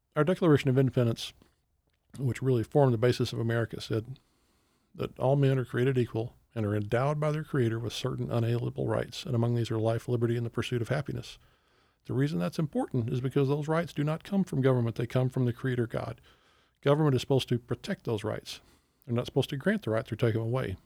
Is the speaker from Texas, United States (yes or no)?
yes; Texas, United States; growing up in Texas